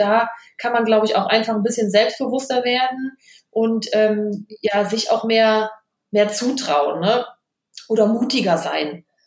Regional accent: Vettweiß, North Rhine-Westphalia, Germany; moved away as an adult; now in Cologne, Germany; bin aber ganz in der Nähe aufgewachsen im Kreis Düren. Ähm, passt auch zum Karneval. Ich bin in der Gemeinde Fettweiß groß geworden

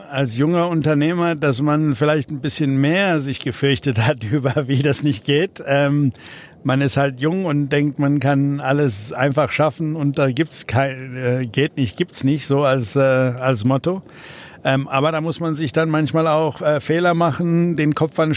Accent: South Africa; German is a second language; moved away as an adult; Aus, wir sind aus äh, persönlichen Gründen aus Südafrika ausgewandert, ähm, einfach weil es gefährlicher wurde

